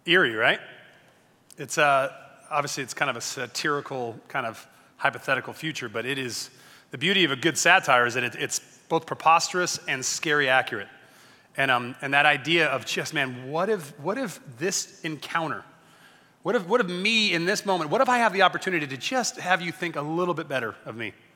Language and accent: English; Long Beach, California, United States; I grew up in Long Beach